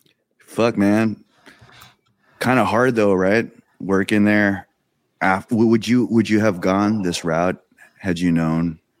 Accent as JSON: {"language": "English", "country": "Philippines", "said": "one of the talking points I wanted to bring up here, I'm excited to bring up, is being Filipino."}